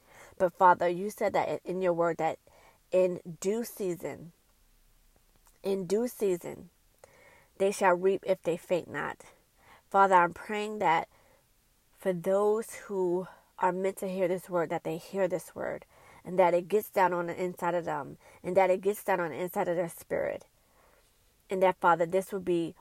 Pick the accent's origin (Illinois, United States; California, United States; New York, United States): New York, United States; New York City; When I was growing up in Brooklyn, New York